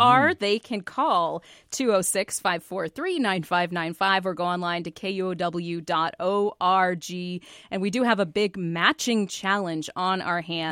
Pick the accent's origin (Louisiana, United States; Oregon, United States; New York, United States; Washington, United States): Washington, United States; Seattle; moved away; also born or lived in California; I'm from Seattle